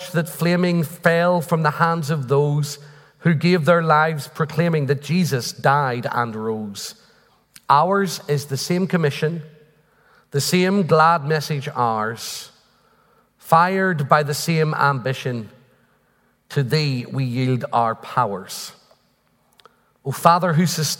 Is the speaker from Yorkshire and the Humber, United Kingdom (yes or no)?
no; Northern Ireland, United Kingdom; I'm from Northern Ireland